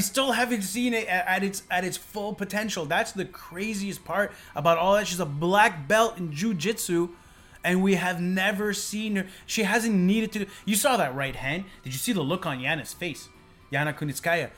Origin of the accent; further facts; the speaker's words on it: Montreal, Quebec, Canada; we're from Montreal.